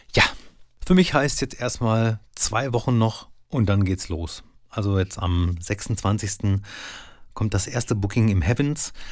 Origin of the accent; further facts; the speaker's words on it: Soest, North Rhine-Westphalia, Germany; In Soest, da wo ich herkomme